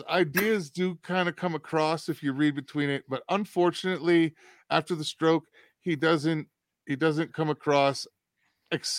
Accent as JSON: {"language": "English", "region": "New England", "country": "United States", "said": "We're from New England"}